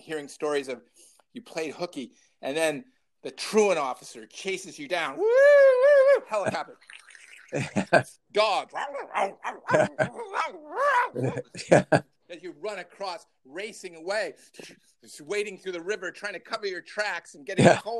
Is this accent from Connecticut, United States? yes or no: no; Libertyville, Illinois, United States; my hometown, the town of Libertyville, Illinois.